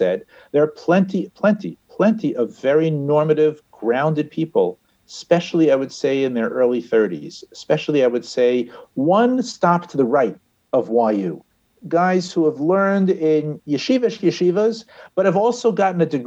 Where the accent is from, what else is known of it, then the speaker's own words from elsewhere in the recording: New York City, New York, United States; moved away; I'm from Riverdale, just north of the Bronx